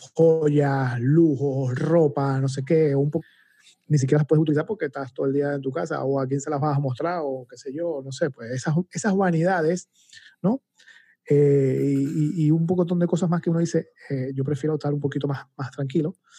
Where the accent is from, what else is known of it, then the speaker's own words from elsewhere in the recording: Venezuela; moved away as an adult; now in Panama; cuando yo vivía en Venezuela hace más de 12 años